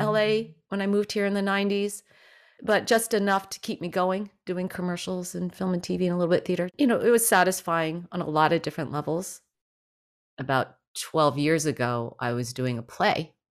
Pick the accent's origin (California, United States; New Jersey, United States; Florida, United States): New Jersey, United States; growing up in New Jersey